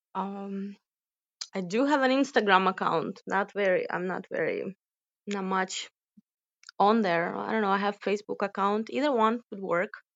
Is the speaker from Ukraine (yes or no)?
yes; Ukraine; moved away as an adult; also born or lived in United States / Kyiv, Ukraine; I was born and raised in Ukraine, so that celebration is part of my culture